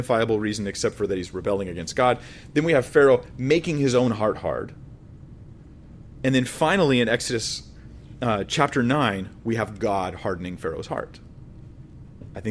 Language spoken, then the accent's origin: English; United States; I'm American